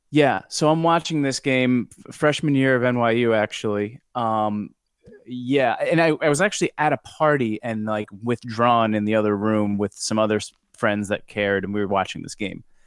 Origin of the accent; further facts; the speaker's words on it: New York, United States; I'm from New York